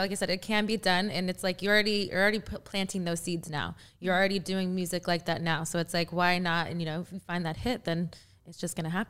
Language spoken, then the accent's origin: English; Texas, United States; now in Los Angeles, United States; I'm from Texas. That always, you know, it's to me, it's like you either you get it or you don't. The country life.